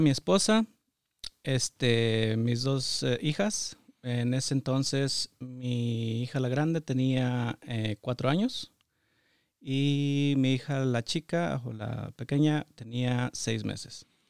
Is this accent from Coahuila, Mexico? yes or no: yes; San Pedro de las Colonias, Coahuila, Mexico; moved away as an adult; also born or lived in Torreón, Coahuila / Saltillo, Coahuila / Detroit; now in United States; yo nací que en Torreón, Coahuila. Solo nací ahí. Y, pero viví toda mi niñez y parte de mi juventud en un ejido, municipio de San Pedro de las Colonias Coahuila.